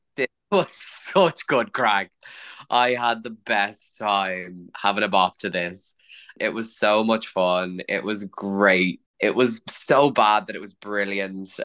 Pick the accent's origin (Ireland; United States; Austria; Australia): Ireland; As an Irish person